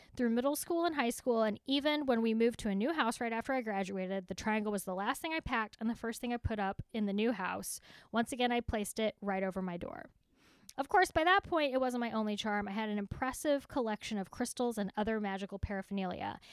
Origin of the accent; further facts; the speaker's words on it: Texas, United States; accent: Texas; My Texas accent